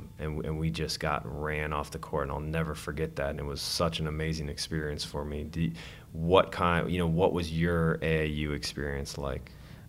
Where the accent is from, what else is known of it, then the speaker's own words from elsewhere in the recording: Ohio, United States; I grew up partially in Ohio, in outside of Cleveland